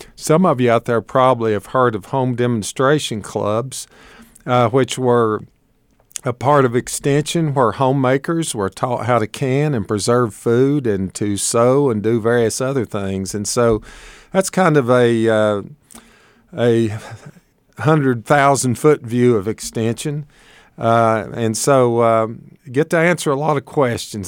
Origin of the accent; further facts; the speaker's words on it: Shady Valley, Tennessee, United States; accent: hillbilly; moved away as an adult; also born or lived in Montgomery County, Virginia / Knoxville, Tennessee; now in Washington County, Virginia, United States; I was raised in Shady Valley, Tennessee, not too far away from here, on a small beef and tobacco farm